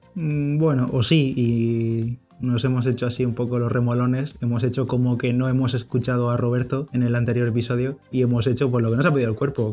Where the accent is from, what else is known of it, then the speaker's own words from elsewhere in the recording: Bigastro, Valencian Community, Spain; aquí en mi pueblo, en Bigastro